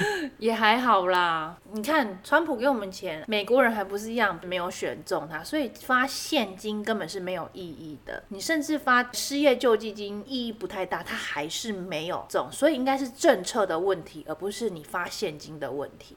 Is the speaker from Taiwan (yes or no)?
yes; southern Taiwan, Taiwan; 对于我们南部人呐，习惯去市场的